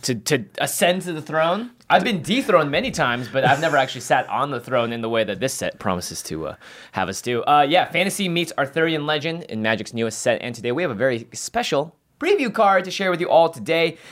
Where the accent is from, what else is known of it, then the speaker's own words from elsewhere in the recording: Seattle, Washington, United States; moved away; it is my hometown